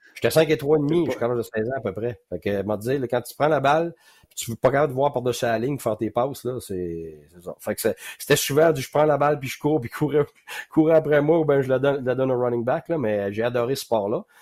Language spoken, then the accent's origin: French; Quebec, Canada; also born or lived in West Island, Montreal; quand je suis arrivé dans l'Ouest de l'Île, comme je te dis, tu sais, là, à dix ans